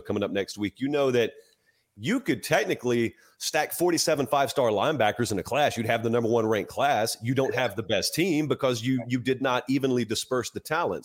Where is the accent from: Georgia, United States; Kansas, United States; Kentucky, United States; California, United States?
Georgia, United States; moved away; I'm from Georgia